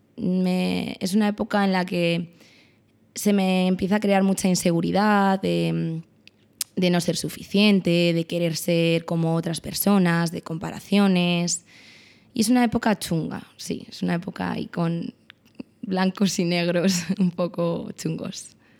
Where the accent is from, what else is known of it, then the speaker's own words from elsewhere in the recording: Estremera, Community of Madrid, Spain; Yo no soy de Fuentideña, soy de Estremera